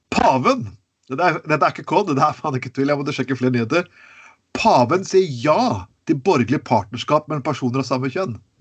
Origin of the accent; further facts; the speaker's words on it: Telemark, Norway; jeg kommer fra Telemark. Det vet jo alle sammen. Jeg er fra, jeg er fra Telemark. Og det, jeg vokste opp med det som kalles rånere